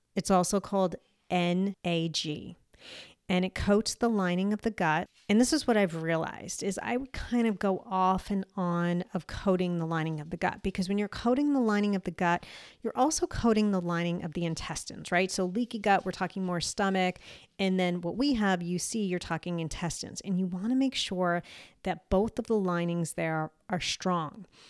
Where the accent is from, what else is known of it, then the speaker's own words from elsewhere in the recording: United States; moved away as an adult; also born or lived in Eastern Europe; I am American and I've been back in the U S for twenty-something years